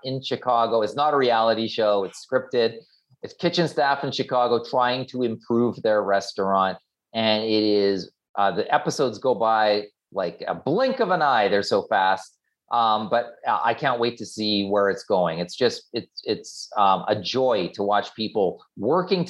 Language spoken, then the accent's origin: English; Canada; being Canadian